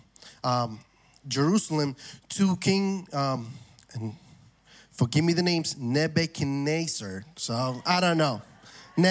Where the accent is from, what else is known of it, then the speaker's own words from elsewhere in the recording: Argentina; moved away; I'm from Argentina